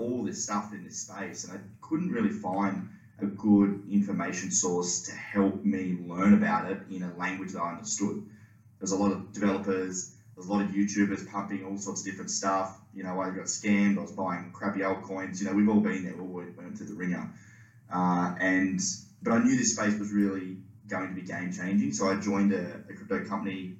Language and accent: English; Tasmania, Australia; I'm from Tasmania originally, currently down here